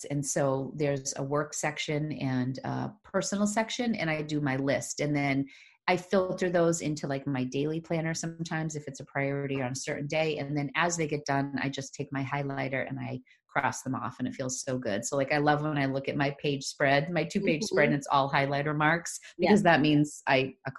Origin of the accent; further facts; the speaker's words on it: Leominster, Massachusetts, United States; accent: Boston; The people of Connecticut made fun of my Boston accent, which I grew up in Leominster. So that's about 40 miles west of Boston.